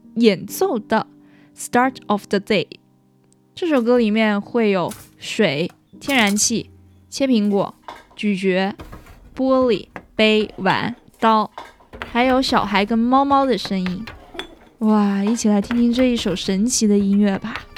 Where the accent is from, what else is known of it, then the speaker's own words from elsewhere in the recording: China; 身为中国人的我们